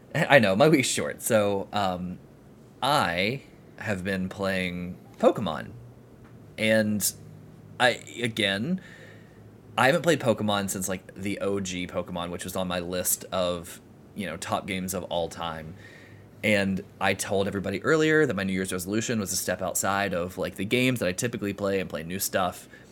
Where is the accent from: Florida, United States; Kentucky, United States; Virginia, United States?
Florida, United States; accent: southerner; I'm from Florida